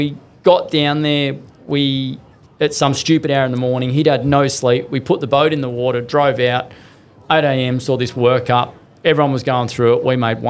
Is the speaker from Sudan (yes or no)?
no; Snowy Mountains, New South Wales, Australia; moved away as an adult; also born or lived in Sydney, Australia; now in Victoria, Australia; I came from New South Wales, grew up in the Snow Mountains, moved to Sydney